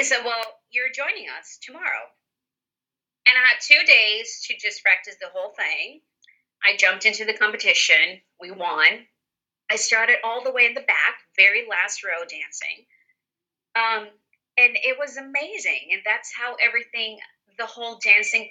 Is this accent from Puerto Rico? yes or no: yes; Puerto Rico; moved away; I was born in Puerto Rico and I'm actually here right now. I've been spending the entire pandemic here with my family.